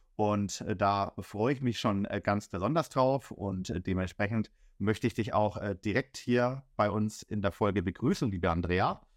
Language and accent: German; Bamberg, Bavaria, Germany; moved away as an adult; also born or lived in Heidenheim / Augsburg; now in Berlin, Germany; ich komme ja aus dem Frankenland, aus dem äh, kleinen Süßen Bamberg